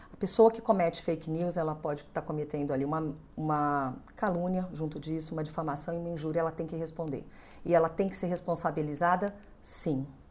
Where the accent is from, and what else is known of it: Brazil